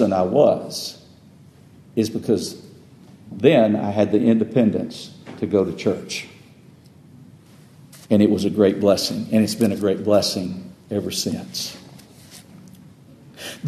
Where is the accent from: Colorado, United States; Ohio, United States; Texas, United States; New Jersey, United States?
Texas, United States; I grew up in Texas about 100 years ago